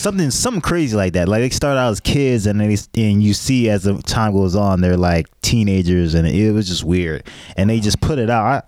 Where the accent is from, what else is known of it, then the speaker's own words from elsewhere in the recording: United States; We have, we have this American arrogance